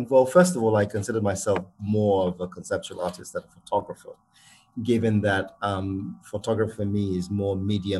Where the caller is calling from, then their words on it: Lagos, Nigeria; I'm speaking from Lagos in Nigeria.